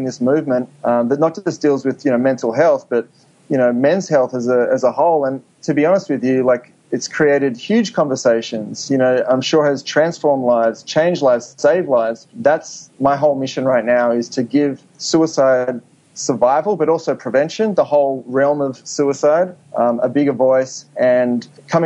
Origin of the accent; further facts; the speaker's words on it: Sydney, New South Wales, Australia; moved away as an adult; also born or lived in New York; now in Los Angeles, United States; I grew up in Sydney